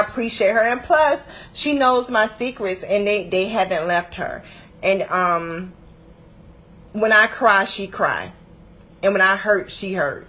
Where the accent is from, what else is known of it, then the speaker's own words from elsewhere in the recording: Atlanta, Georgia, United States; moved away; also born or lived in Washington, D.C. metropolitan area (DMV); I'm originally from Atlanta. Um, I lived in DMV, DC, Maryland, Virginia for 11 years, but I'm a peach by nature.